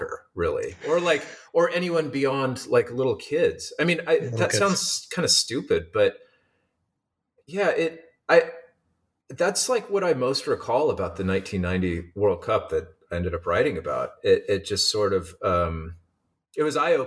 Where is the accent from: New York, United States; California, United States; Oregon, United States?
Oregon, United States; Eugene; moved away as an adult; also born or lived in Seattle, Washington; now in San Diego, United States; I grew up in Eugene, Oregon, and went to school in Seattle at the University of Washington